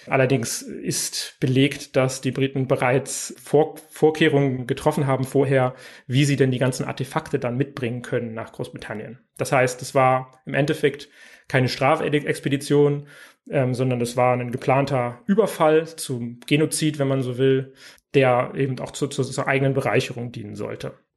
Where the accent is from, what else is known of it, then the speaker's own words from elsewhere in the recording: Saxony, Germany; zu meinem Heimatbundesland kommen wir natürlich auch, denn der Freistaat Sachsen